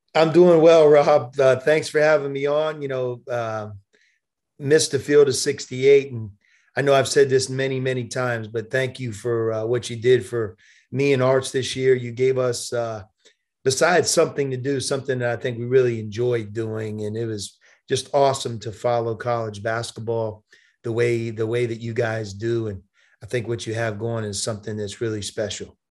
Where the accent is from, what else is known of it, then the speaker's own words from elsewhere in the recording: Pittsburgh, Pennsylvania, United States; also born or lived in Arizona; now in Cincinnati, United States; being a Pittsburgh guy, growing up in Pittsburgh, my family's from Pittsburgh